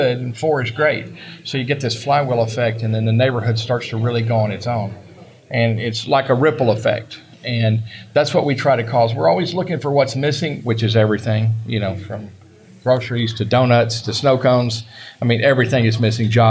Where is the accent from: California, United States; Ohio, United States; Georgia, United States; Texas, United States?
Texas, United States; Southern Dallas County; I came from Southern Dallas County, where I grew up and lived my whole life.